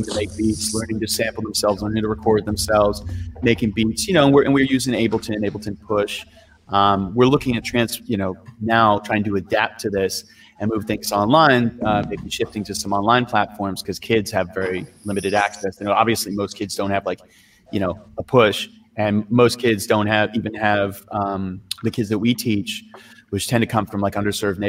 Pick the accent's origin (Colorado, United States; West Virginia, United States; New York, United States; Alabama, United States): New York, United States; now in Oakland, United States; I am from New York originally. I'm based out of Oakland, California.